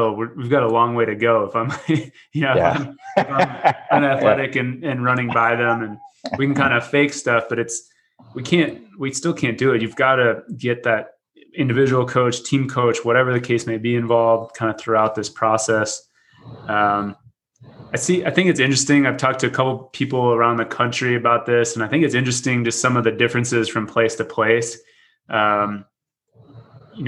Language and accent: English; Dallas, Texas, United States; moved away as an adult; now in Wisconsin, United States; I grew up in Dallas, and then I got on the wrong plane and ended up in Wisconsin